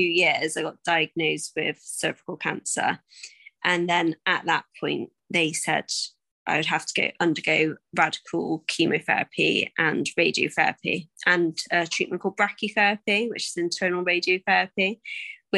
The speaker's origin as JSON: {"language": "English", "town": "Bath", "region": "South West England", "country": "United Kingdom", "said": "I'm originally from Bath"}